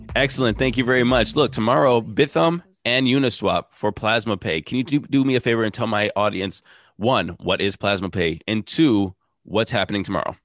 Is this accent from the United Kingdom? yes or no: no; United States; I'm American